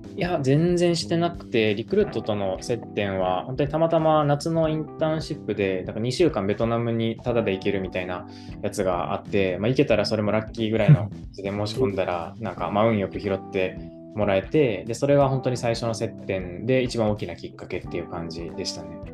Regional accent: Kobe, Hyogo, Japan; moved away as an adult; also born or lived in Kyoto; 神戸市出身なので、はい、19年ぐらいは神戸に住んでましたね

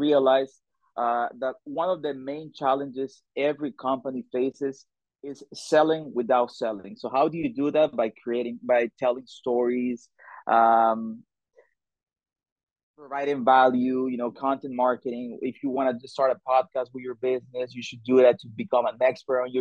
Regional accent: El Salvador; moved away as an adult; I am from El Salvador. It's a beautiful country in Central America, super small but beautiful. And I moved with my family here like 4 years ago

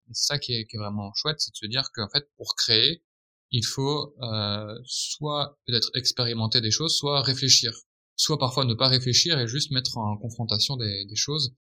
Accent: France; en tant que bon français

